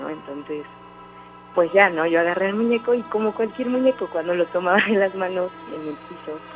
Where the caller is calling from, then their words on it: Orizaba, Veracruz, Mexico; De Orizaba.